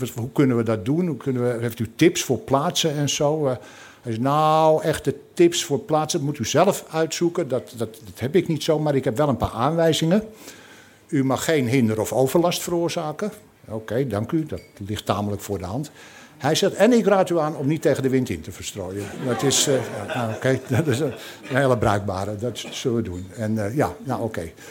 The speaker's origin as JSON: {"language": "Dutch", "town": "Amsterdam", "region": "North Holland", "country": "Netherlands", "moved": "yes", "lives_now": "Scheveningen, Netherlands", "said": "ik kom oorspronkelijk uit Amsterdam. Ik woon al jarenlang in Scheveningen"}